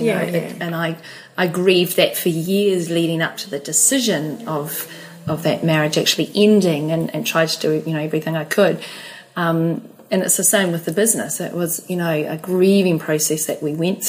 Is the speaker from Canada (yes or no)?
no; New Zealand; also born or lived in Australia; I'm a Kiwi